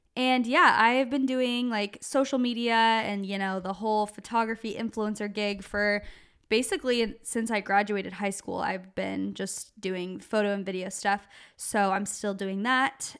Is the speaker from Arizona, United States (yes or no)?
yes; Gilbert, Arizona, United States; moved away as an adult; now in California, United States; we grew up in Gilbert, Arizona, so, like, just outside of Phoenix